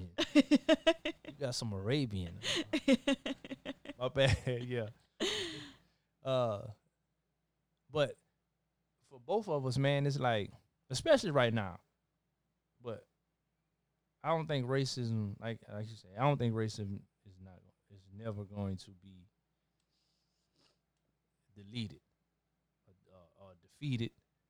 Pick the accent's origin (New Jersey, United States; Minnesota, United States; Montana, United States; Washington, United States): Minnesota, United States; So, growing up in Minnesota, no issues, no racism.